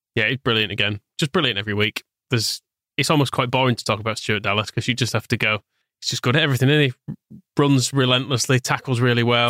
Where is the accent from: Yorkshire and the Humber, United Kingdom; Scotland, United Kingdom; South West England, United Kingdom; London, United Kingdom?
Yorkshire and the Humber, United Kingdom; Wakefield; I grew up in Wakefield and, well, Harbury, technically